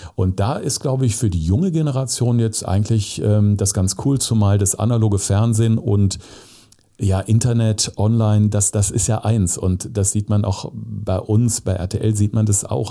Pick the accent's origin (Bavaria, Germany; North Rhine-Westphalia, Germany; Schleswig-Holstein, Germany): North Rhine-Westphalia, Germany; also born or lived in Zeeland (summer holidays); Also ich bin äh, auf dem Dorf groß geworden als Kind, also oder auf dem Land am Niederrhein, unweit der niederländischen Grenze